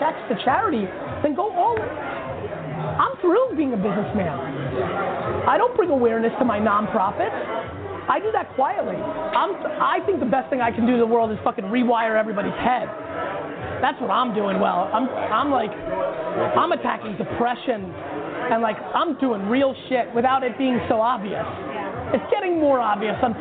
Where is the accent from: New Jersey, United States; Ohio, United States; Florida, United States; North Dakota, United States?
New Jersey, United States; Edison; I grew up in Edison, New Jersey